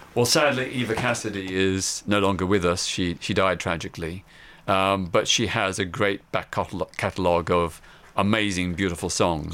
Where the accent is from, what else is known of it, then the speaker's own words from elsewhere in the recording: Melbourne, Victoria, Australia; I was living in my hometown of Melbourne, Australia.